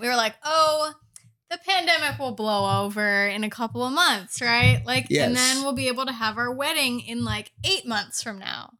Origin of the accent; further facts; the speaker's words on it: Midwest, United States; And like I said at the top, I grew up in the Midwest, which I thought was very boring, and I wanted desperately to move somewhere more exciting.